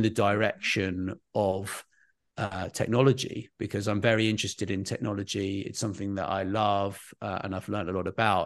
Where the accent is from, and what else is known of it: United Kingdom